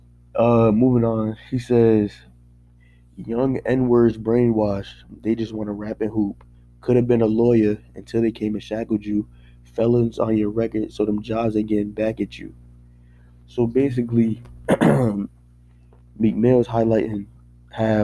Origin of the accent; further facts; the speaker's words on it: Paterson, New Jersey, United States; growing up in Paterson, New Jersey